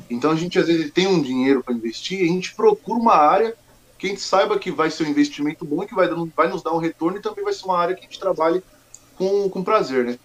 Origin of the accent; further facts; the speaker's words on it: Mogi das Cruzes, São Paulo, Brazil; also born or lived in Goiânia, Goiás; Eu sou aqui de São Paulo mesmo, nasci uhum. em Mogi das Cruzes